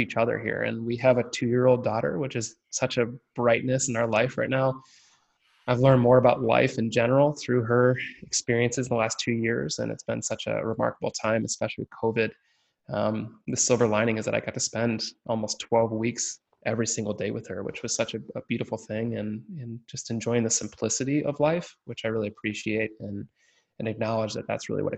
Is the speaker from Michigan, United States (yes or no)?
yes; Michigan, United States; I'm born and raised in Michigan, have not left this great state